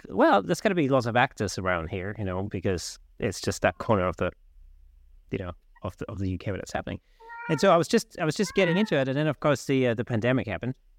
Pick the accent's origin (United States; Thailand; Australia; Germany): Germany; Southern Germany; now in London, United Kingdom; I grew up in South Germany. When I moved to London